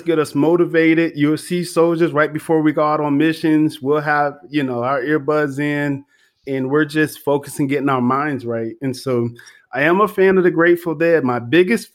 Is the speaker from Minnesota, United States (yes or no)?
no; Fayetteville, North Carolina, United States; moved away as an adult; now in New Orleans, United States; I'm originally from Fayetteville, North Carolina, or Fort Bragg